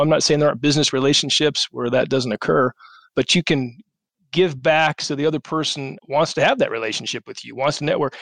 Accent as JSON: {"language": "English", "town": "Colorado Springs", "region": "Colorado", "country": "United States", "tie": "born or raised there", "said": "I grew up in Colorado Springs"}